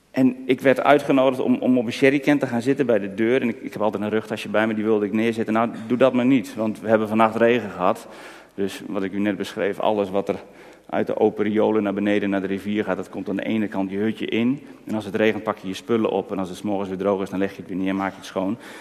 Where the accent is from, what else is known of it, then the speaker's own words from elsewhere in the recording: Netherlands; voor ons Nederlanders